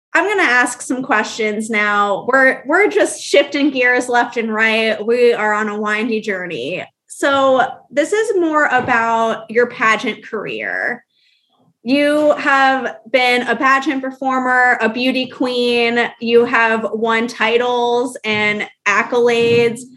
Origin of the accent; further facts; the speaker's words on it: Orlando, Florida, United States; I'm from Orlando